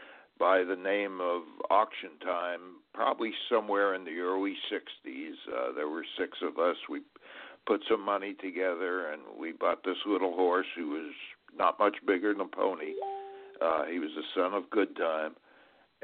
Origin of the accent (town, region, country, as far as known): Montreal, Quebec, Canada; born or raised there; moved away as an adult; now in United States